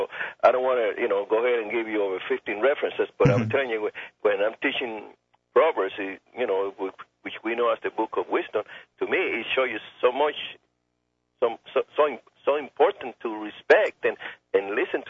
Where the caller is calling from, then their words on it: Camden, South Carolina, United States; I'm calling from South Carolina.